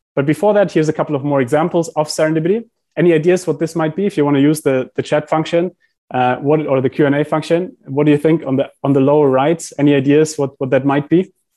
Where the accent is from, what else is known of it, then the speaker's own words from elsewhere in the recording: Heidelberg, Baden-Württemberg, Germany; I grew up in Heidelberg in Germany